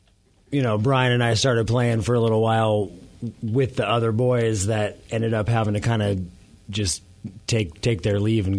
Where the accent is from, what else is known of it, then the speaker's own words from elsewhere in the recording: Seattle, Washington, United States; For me, growing up in Seattle